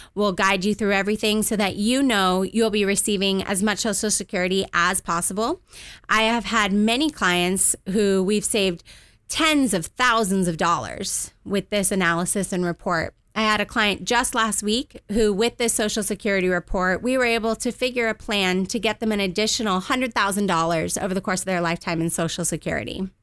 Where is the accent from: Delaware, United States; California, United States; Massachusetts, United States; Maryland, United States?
California, United States; Southern; also born or lived in Washington, D.C.; I moved out to Southern California when I was two years old with my parents